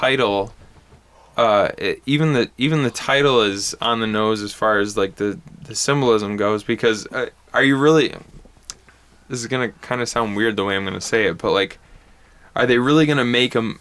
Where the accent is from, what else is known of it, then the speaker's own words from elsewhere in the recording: Bad Axe, Michigan, United States; moved away; I'm from Bad Axe, which is north of where we are right now.